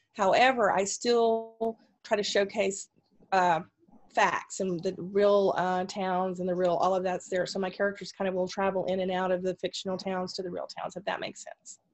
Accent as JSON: {"language": "English", "region": "Texas", "country": "United States", "also_born_or_lived": "Pacific Northwest", "moved": "as an adult", "said": "I'm originally from Texas and I um, and was a DRT. My family is Texan on both sides"}